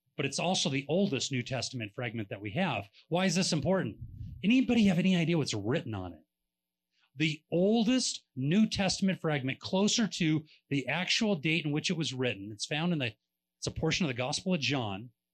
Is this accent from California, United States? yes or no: yes; California, United States; we're from California